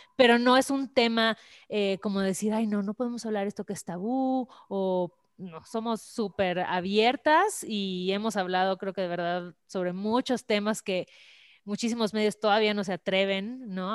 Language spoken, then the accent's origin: Spanish; Mérida, Yucatán, Mexico; moved away as an adult; now in Mexico City, Mexico; soy de Mérida